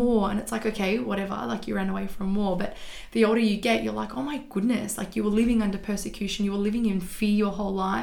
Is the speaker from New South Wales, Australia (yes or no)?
no; Melbourne, Victoria, Australia; I was born and raised in Melbourne. Have lived in Melbourne my whole life.